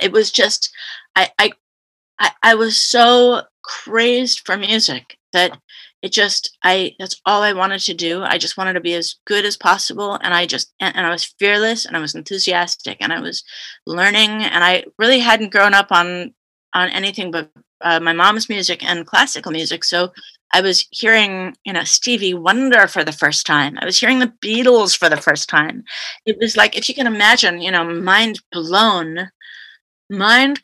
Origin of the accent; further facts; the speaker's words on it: California, United States; also born or lived in Canada; But I've mainly grew up in California